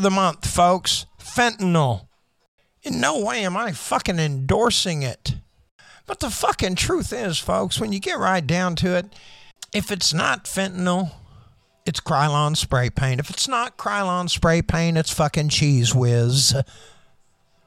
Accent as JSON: {"language": "English", "country": "United States", "said": "I'm an American"}